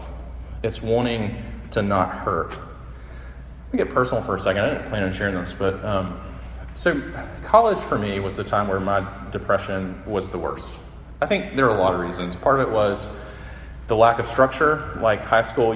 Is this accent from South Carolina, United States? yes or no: yes; Sumter, South Carolina, United States; my hometown, Sumter